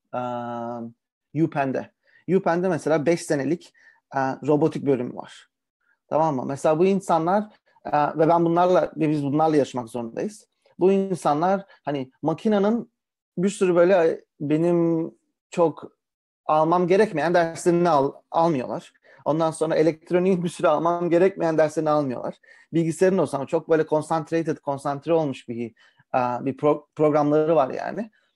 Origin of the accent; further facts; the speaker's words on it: Karacabey, Bursa, Turkey; moved away; also born or lived in Ankara; ben um, Bursalıyım öncelikle. Uh, Bursa Karacabeyli'yim.